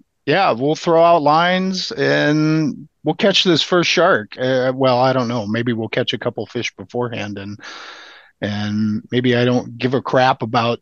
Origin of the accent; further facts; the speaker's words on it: Midwest, United States; I'm the newbie from the Midwest.